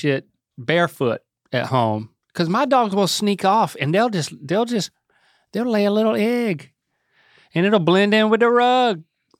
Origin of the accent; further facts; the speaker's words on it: North Carolina, United States; growing up in Harnett County, Lee County, I mean, there were more mullets than non-mullets, right?